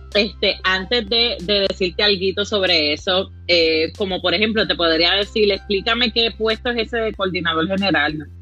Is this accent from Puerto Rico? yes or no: yes; Caguas, Puerto Rico; also born or lived in Gurabo; now in San Juan, Puerto Rico; yo vivo en San Juan por razones de trabajo, pero mi corazón está en Caguas